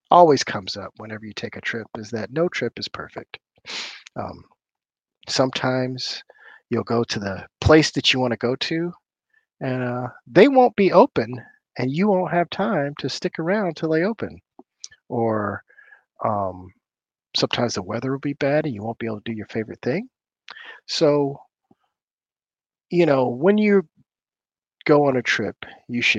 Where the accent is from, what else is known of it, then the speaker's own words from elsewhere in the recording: Oakland, California, United States; I'm from the Bay Area. I'm from Oakland, California.